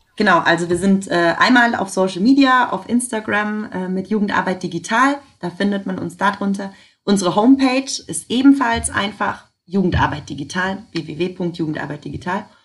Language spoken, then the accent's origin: German; Germany; bei uns in Deutschland